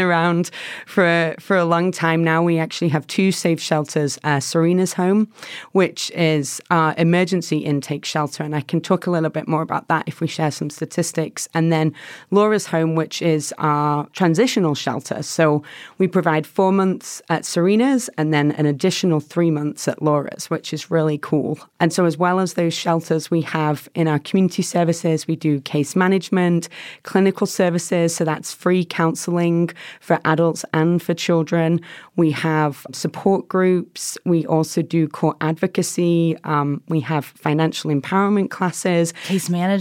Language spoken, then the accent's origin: English; England, United Kingdom; moved away as an adult; also born or lived in Chicago; now in Boise, United States; I'm from England originally.